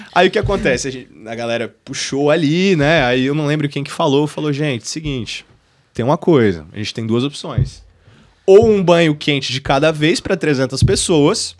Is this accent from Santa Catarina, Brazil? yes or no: yes; Florianópolis, Santa Catarina, Brazil; Sou nascido e criado em Floripa